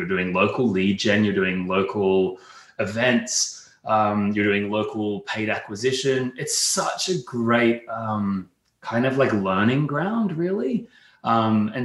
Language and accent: English; Australia; accent: Australian; you can probably hear from my accent, I'm Australian, born and raised there, European parents